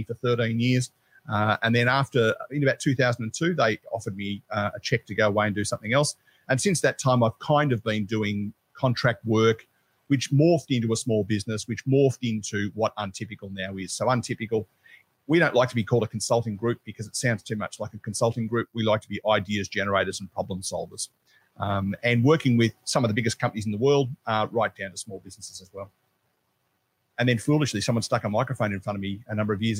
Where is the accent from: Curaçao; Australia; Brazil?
Australia; Melbourne, Victoria; I grew up in Melbourne